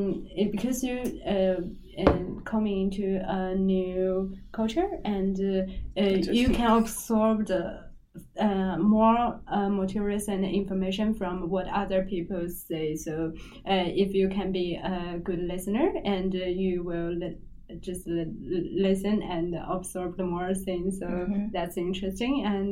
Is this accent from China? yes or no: yes; China; English is a second language; different from what I in my hometown, in China.